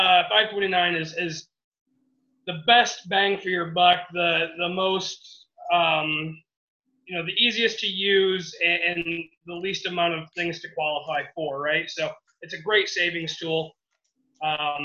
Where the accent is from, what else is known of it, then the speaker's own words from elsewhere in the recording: Michigan, United States; we're from Michigan, all of us